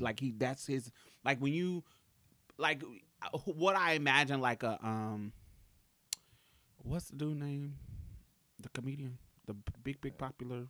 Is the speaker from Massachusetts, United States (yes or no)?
yes; Boston, Massachusetts, United States; I grew up in Boston too